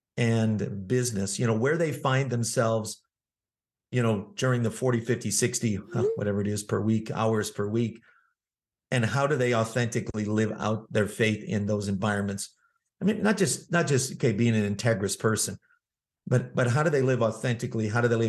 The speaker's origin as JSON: {"language": "English", "region": "Manitoba", "country": "Canada", "tie": "born or raised there", "said": "Well, I'm originally from Canada. I grew up in the province of Manitoba"}